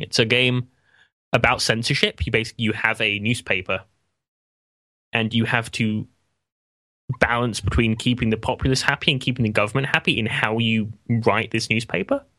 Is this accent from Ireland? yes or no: no; England, United Kingdom; as an Englishman